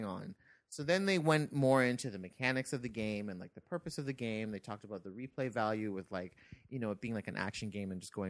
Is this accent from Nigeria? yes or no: no; Canada; because we're Canadian.